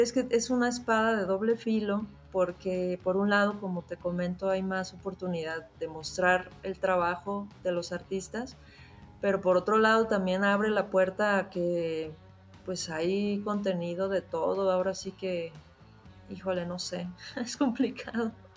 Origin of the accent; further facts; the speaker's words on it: Mexico; also born or lived in Mexico City; Estoy en Ciudad de México.